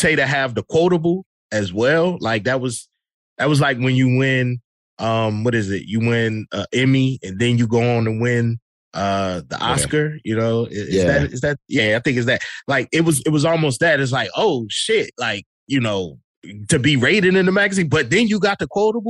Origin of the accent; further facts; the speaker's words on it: Virginia, United States; moved away; I'm originally from Virginia, and it's, you know, technically it's the South